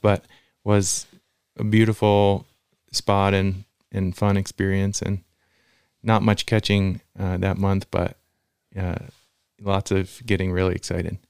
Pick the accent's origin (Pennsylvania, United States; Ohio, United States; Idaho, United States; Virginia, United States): Virginia, United States; Central; moved away as an adult; now in Lander, United States; I grew up in Virginia, Central Virginia, and moved to Lander right after finishing school